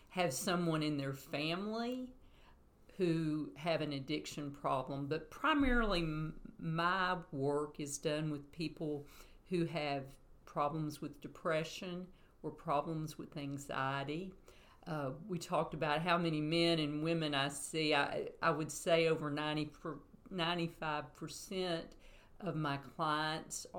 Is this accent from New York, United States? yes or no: no; Chattanooga, Tennessee, United States; now in Athens, United States; I grew up in Chattanooga